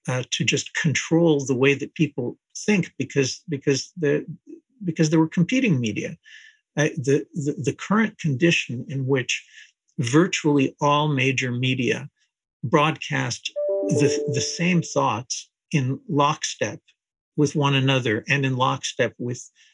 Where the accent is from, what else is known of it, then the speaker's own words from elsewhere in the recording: New Jersey, United States; also born or lived in Israel; when I was growing up in New Jersey, I was born in Israel, but I grew up in the United States